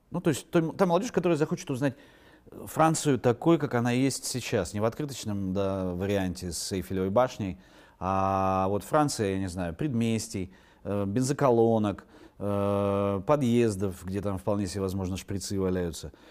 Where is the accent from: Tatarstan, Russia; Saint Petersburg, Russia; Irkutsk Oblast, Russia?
Irkutsk Oblast, Russia; Irkutsk; born there; also born or lived in Yakutsk / Moscow; Видите, вот там в Иркутске родился, в Якутске заканчивал университет, в Москве учился